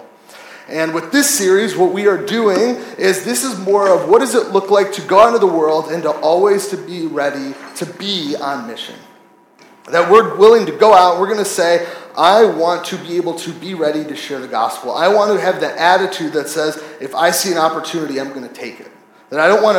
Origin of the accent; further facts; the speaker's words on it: United States; I'm from America.